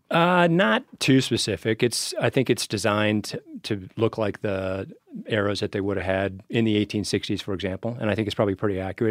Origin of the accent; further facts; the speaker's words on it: Wyoming, United States; moved away as an adult; also born or lived in Geneva; now in Missoula, United States; I was born and raised in Wyoming